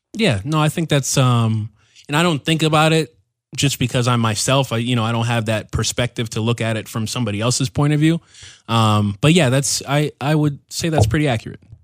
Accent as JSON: {"language": "English", "town": "Waltham", "region": "Massachusetts", "country": "United States", "tie": "born or raised there", "moved": "as an adult", "lives_now": "Loja, Ecuador", "said": "my hometown back in, in Massachusetts, Waltham."}